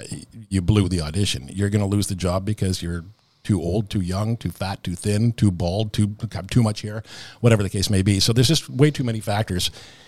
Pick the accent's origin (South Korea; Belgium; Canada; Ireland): Canada; you know, as Canadian performers, there's a phenomenon that happens sometimes.